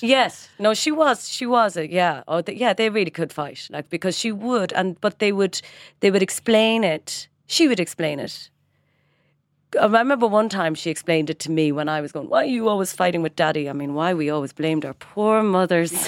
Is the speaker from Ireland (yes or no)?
yes; Ireland; moved away as an adult; also born or lived in London / Washington; now in Dublin, Ireland; it is a blessing to be Irish. We are welcomed because we're Irish